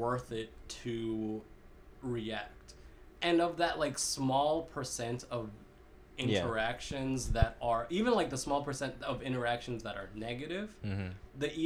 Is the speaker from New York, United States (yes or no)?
no; Kentucky, United States; also born or lived in Manila, Philippines / Lexington, Kentucky; we moved to from the Philippines to rural eastern Kentucky